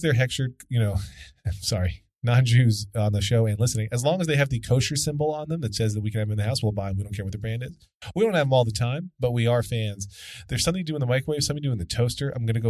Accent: Pennsylvania, United States; moved away; My home state of Pennsylvania

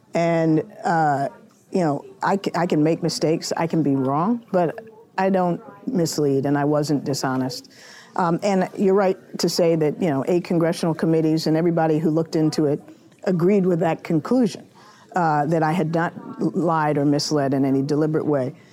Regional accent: Washington, District of Columbia, United States; growing up in Washington all my life

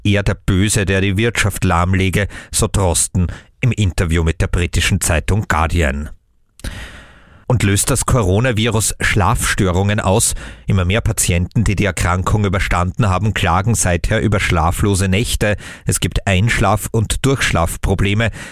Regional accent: Austria; Bei uns in Österreich

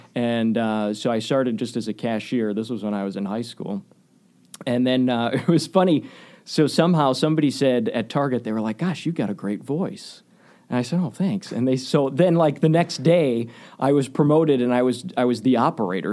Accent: Waukesha, Wisconsin, United States; I grew up in Waukesha. Uh, went to Waukesha West High School

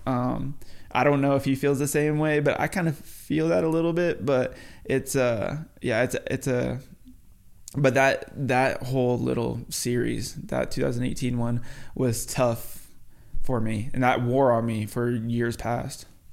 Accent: New Mexico, United States; moved away; also born or lived in Florida; I'm from the West Coast. I grew up in New Mexico

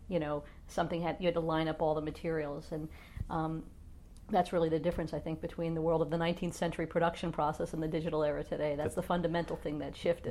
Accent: New Jersey, United States; moved away as an adult; also born or lived in Indiana / Missouri; I was from New Jersey

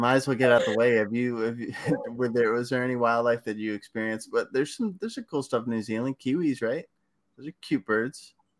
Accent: Houston, Texas, United States; now in New York, United States; I'm from Houston originally. Okay. And living in New York and being of Latin American descent, I miss Tex-Mex so much.

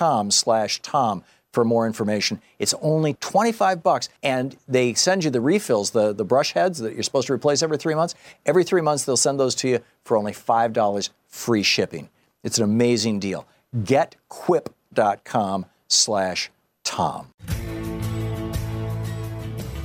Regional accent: Michigan, United States; when I grew up in Michigan

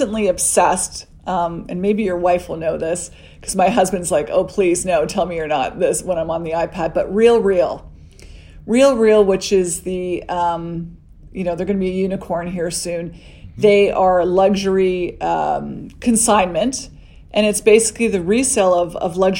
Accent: Canada; being Canadian

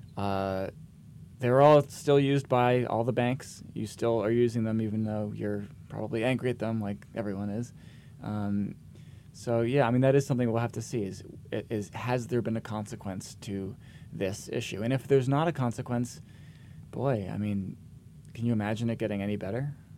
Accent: Vermont, United States; I grew up in Vermont

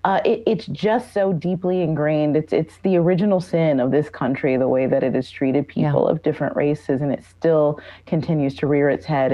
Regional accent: Detroit, Michigan, United States; Detroit, my hometown

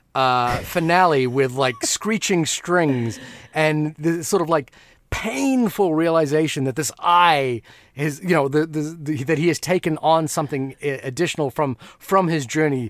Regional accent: Fiji; moved away; When I grew up in Fiji, I talk about, like, getting, having to get coconuts from the tree behind the house

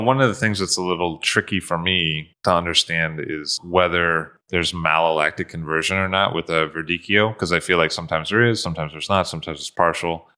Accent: United States; being an American

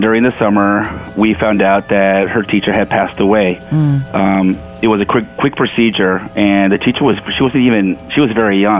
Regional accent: Los Angeles, California, United States; I'm actually from Hollywood, California.

